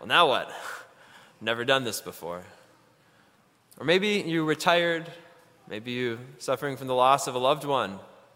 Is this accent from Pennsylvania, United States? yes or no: no; Ann Arbor, Michigan, United States; I grew up down in Ann Arbor, Michigan